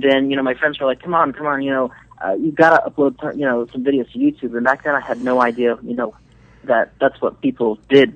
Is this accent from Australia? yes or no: no; Venezuela; now in Dallas, United States; I'm from Venezuela